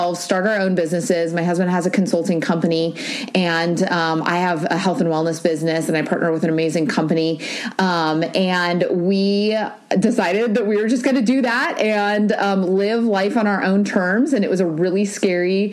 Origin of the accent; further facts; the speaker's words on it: Newport Beach, California, United States; We live in Newport Beach, California. I was born and raised here